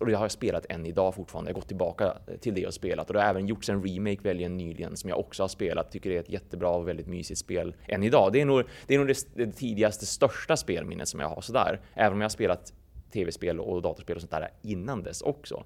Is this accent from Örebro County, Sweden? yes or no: no; a small village outside Umeå, Västerbotten County, Sweden; jag växte upp i en väldigt, väldigt liten by. Vi, vi snackar liksom typ 50 pers kanske som bodde i den byn en bit utanför Umeå